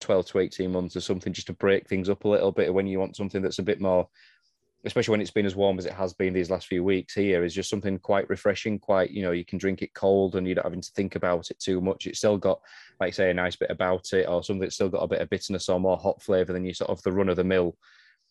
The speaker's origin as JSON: {"language": "English", "country": "United Kingdom", "said": "being British"}